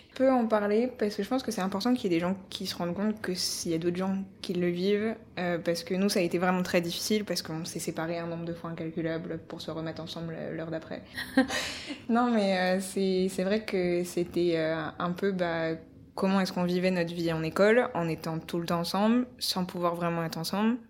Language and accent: French; Paris, Île-de-France, France; je suis on va dire française d'origine, mais euh, on va dire parisienne surtout, parce que ça fait 3-4 générations qu'on est parisien dans ma famille